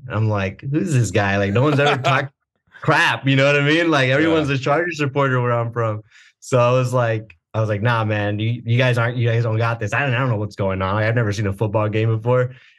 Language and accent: English; Oceanside, California, United States; also born or lived in San Diego / Orange County; I was born in San Diego. I was raised in Oceanside, and I was in Oceanside till about 13 years old.